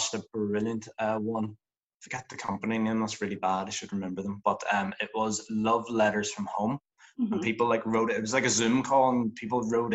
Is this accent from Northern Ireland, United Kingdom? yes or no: yes; Northern Ireland, United Kingdom; I'm an actor from Northern Ireland.